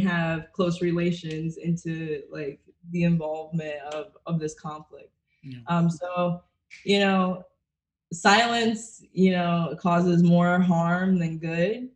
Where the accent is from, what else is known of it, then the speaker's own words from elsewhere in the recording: Connecticut, Massachusetts area, New England, United States; also born or lived in Brooklyn, New York; now in Florida, United States; I'm from Connecticut, Massachusetts area.